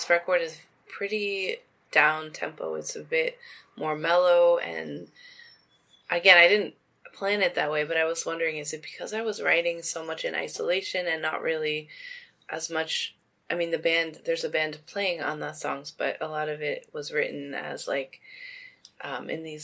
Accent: Toronto, Ontario, Canada; I'm from Toronto

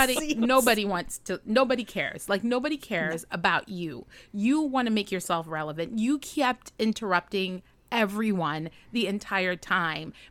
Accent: Trinidad & Tobago; As a Trini woman born and raised

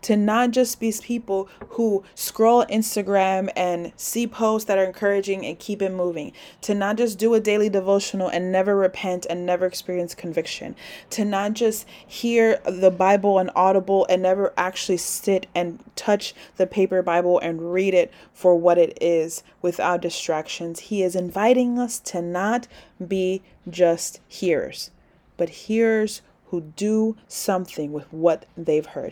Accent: New York City, New York, United States; This is my hometown

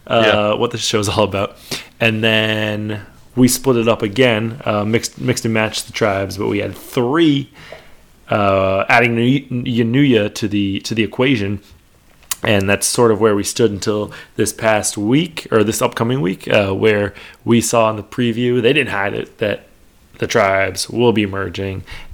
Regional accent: New York, United States; I'm from New York, so I can spot this stuff.

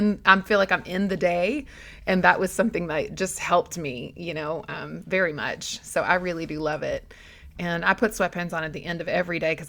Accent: the South, Southeast, United States; everyone in my hometown did hoops growing up

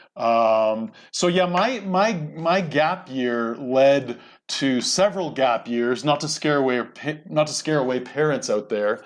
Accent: Canada; moved away as an adult; now in United States; I grew up in Canada, by the way. I'm sort of a Canadian American.

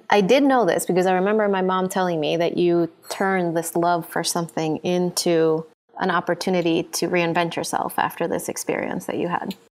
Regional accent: Honduras; I know his family from growing up in Honduras

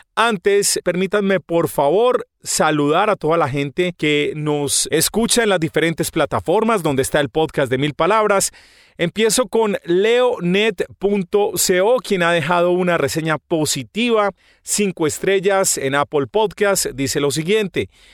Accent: Medellín, Antioquia, Colombia; los paisas somos las personas de Medellín.

